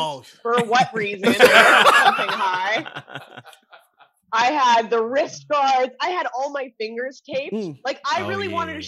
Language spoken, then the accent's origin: English; Orono, Ontario, Canada; moved away; Called Orno, Ontario. It's Toronto without the T's. Orno.